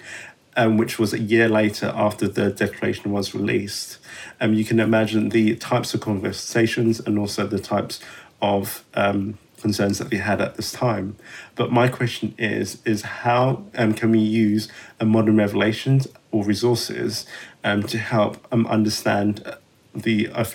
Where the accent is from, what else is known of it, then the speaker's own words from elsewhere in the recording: London, United Kingdom; I am a Jamaican Brit from London, England. My family was baptized into the church in 1979